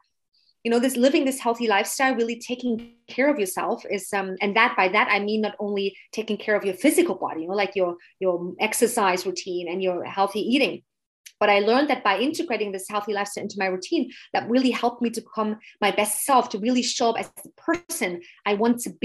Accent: eastern Germany, Germany; English is a second language; moved away as an adult; also born or lived in England; now in Munich, Germany; I've grown up as a little girl in the countryside, beautiful countryside of Eastern Germany

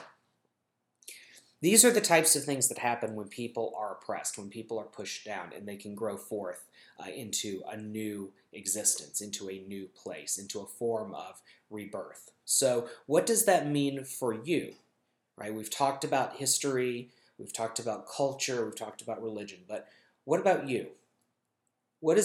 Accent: United States; I'm speaking as an American Jew

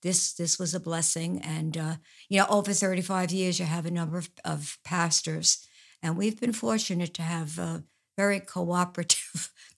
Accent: Woodside, New York, United States; Well, I was born in Woodside, in New York.

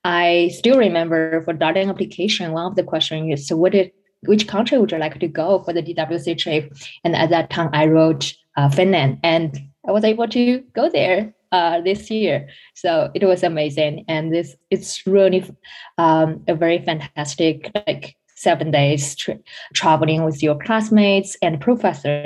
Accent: China; moved away as an adult; I'm originally from China.

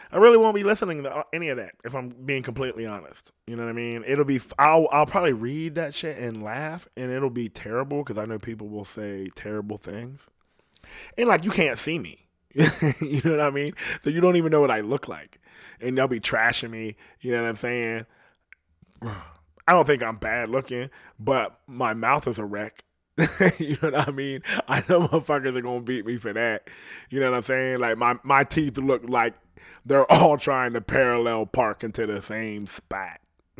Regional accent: Ohio, United States; And I'm like, I'm from Ohio. And I'm like, people from Ohio don't talk like that.

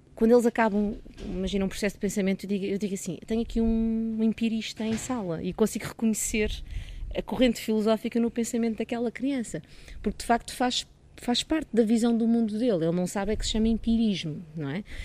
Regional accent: Dona Maria, Caneças area, near Lisbon, Portugal; eu nasci em Lisboa, mas, eh, mas vim só nascer a Lisboa, porque vivi sempre em Dona Maria, numa aldeia ali no Conselho de Canessas.

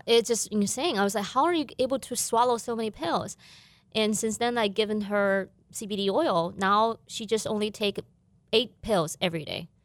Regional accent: southern China, China; moved away as an adult; also born or lived in Beijing; now in Fargo, United States; My family still live in my hometown city in southern China.

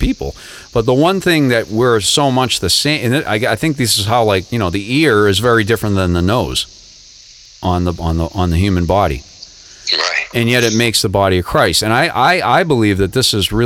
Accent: Boston, Massachusetts, United States; moved away as an adult; also born or lived in Lowell, Massachusetts; now in Florida, United States; I grew up in the Boston area

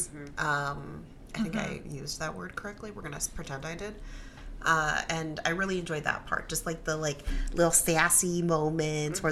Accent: Midwest, United States; Like, we grew up in the Midwest.

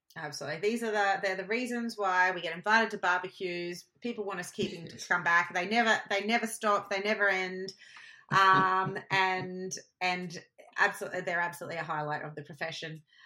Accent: Queensland, Australia; I'm a Queenslander. I know how hot it is. It is hot here

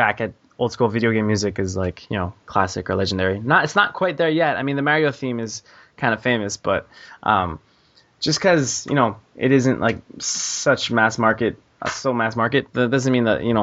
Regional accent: Montreal, Quebec, Canada; I'm from Montreal

